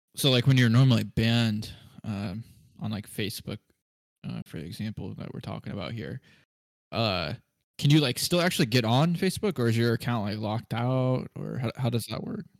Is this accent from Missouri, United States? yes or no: yes; Kansas City, Missouri, United States; we're from the Kansas City area, so we cheer on uh, Kansas City Chiefs